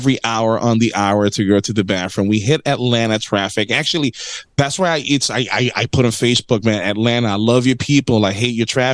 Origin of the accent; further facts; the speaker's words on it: Puerto Rico; I grew up Catholic in Puerto Rico